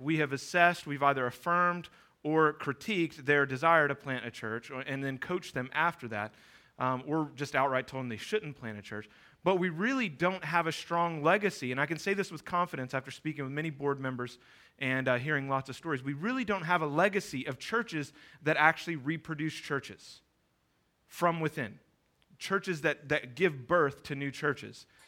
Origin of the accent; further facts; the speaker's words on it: Houston, Texas, United States; I'm from Houston.